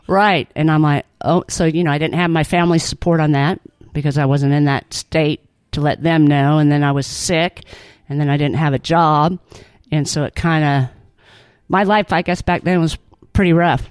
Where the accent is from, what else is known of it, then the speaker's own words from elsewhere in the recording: California, United States; moved away as an adult; also born or lived in Auburn, Alabama; now in Alabama, United States; was born and raised in California